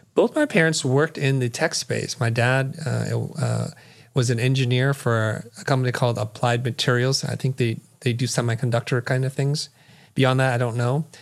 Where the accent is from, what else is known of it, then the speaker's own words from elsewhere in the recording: San Jose, California, United States; also born or lived in Saigon, Vietnam / Kansas City, Missouri; we're ultimately moved to San Jose, California. That's kinda where I grew up.